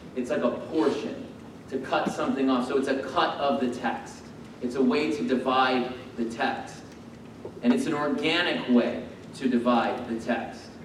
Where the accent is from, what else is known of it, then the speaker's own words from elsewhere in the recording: United States; born and bred here, like me